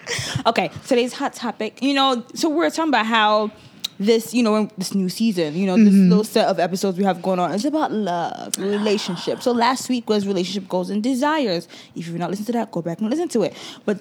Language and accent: English; Nigeria; now in United States; even before I came from Nigeria, my parents were citizens.